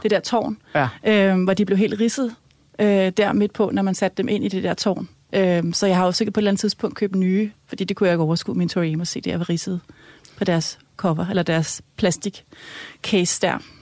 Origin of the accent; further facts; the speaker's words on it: Helsinge, Capital Region of Denmark, Denmark; jeg er vokset op i Helsing, i, øh, i sådan et øh, rødt parcelhus